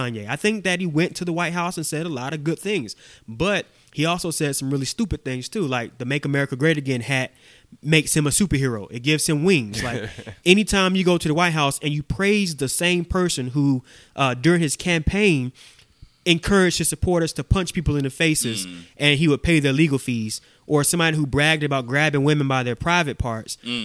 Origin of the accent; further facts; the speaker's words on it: Augusta, Georgia, United States; I'm from Augusta, born and raised in Augusta. Grew up in Dalwood Terrace, graduated from Cross Creek High School